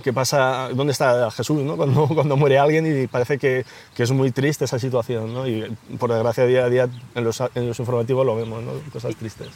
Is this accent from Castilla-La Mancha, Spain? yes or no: yes; Ocaña, Castilla-La Mancha, Spain; moved away as an adult; now in Madrid, Spain; mi hermano y yo somos toledanos, eh, de, Ocaña, un pueblo de Toledo